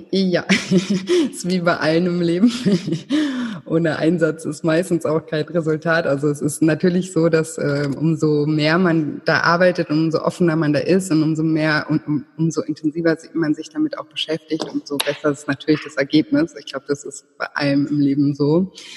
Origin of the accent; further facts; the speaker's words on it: Konstanz, Baden-Württemberg, Germany; now in Thailand; ich komme vom Bodensee, aus Konstanz